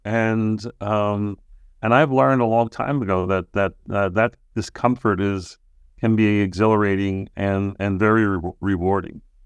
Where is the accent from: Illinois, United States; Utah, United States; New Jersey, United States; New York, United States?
New York, United States; Long Island; moved away; back in my hometown in, on Long Island